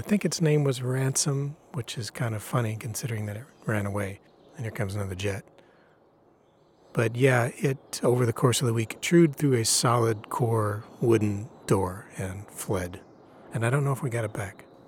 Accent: Illinois, United States; I grew up in Illinois.

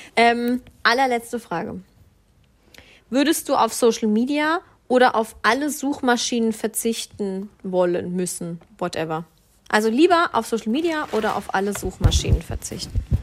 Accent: Swabia, Baden-Württemberg, Germany; ich bin ja Schwabe

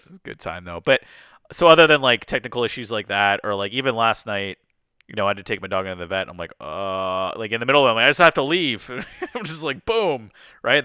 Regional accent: Canada; I'm Canadian, but I'm, we're more, you know, we're in Detroit here

